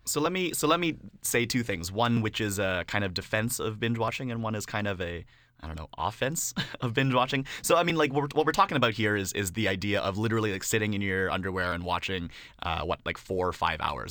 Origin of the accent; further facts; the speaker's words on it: Canada; being a Canadian rap fan